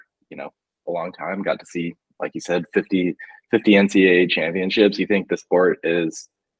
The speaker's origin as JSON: {"language": "English", "area": "Bay Area", "region": "California", "country": "United States", "tie": "born or raised there", "said": "as someone growing up in the Bay Area, there's not a rich tradition of wrestling here"}